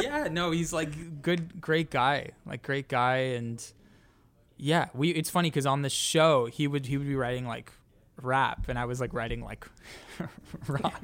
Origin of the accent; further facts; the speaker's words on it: Toronto, Ontario, Canada; moved away; we're each from Canada, we're each from Toronto